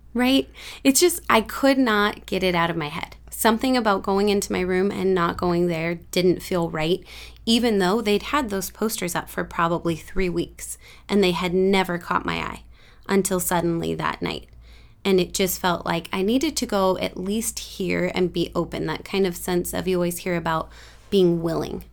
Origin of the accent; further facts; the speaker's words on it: San Lorenzo, California, United States; I was born in San Lorenzo, raised up in this area.